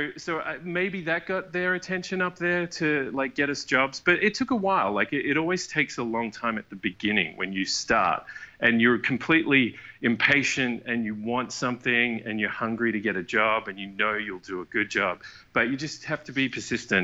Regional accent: Perth, Western Australia, Australia; moved away as an adult; also born or lived in Vancouver, Canada; we're all from Perth, Australia, we all moved over to Vancouver together

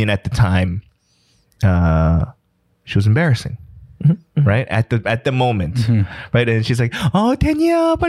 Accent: Los Angeles, California, United States; I was the only Asian kid growing up in East

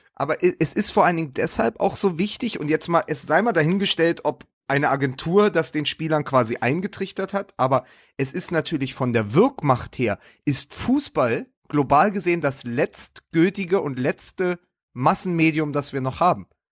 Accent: Berlin, Germany; als Berliner und ja auch Hertha-Fan

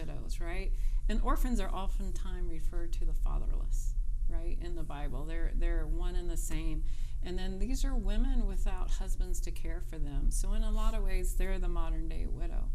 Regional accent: North Carolina, United States; moved away as an adult; now in Cincinnati, United States; I'm from North Carolina

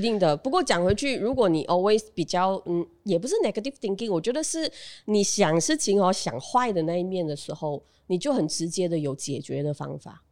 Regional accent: Bentong, Pahang, Malaysia; moved away; also born or lived in Malacca / Kuantan, Pahang / Kuala Lumpur / Johor Bahru; 我从彭亨文基出生，嗯，OK。然后，哎，不对，我在马六甲出生，然后我全家在文基，彭亨文基，呃，落地生根，然后我自己一个人去了彭亨文东读书，OK。然后再来 K L 读书，然后现在我全家搬去新山

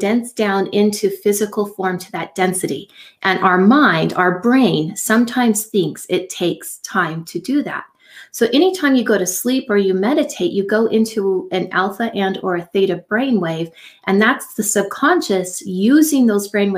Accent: Silicon Valley, California, United States; I grew up in Silicon Valley

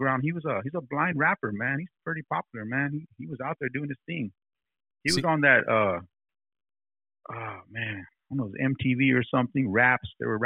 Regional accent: Corona, California, United States; also born or lived in Riverside, California / Germany; now in Hesperia, United States; I live in Hesperia, but I'm from Corona.

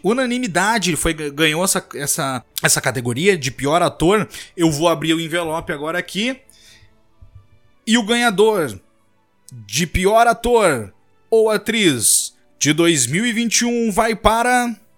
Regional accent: Rio Grande do Sul, Brazil; moved away; Que somos do Rio Grande do Sul, apesar de hoje eu não estar morando mais lá

